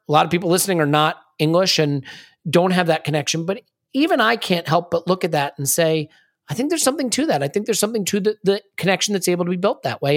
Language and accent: English; United States; I'm an American